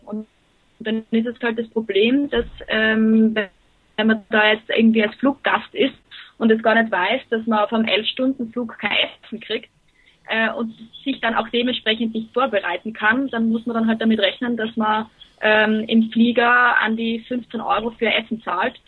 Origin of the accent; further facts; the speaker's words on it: Graz, Styria, Austria; also born or lived in Dortmund; ich bin aus Österreich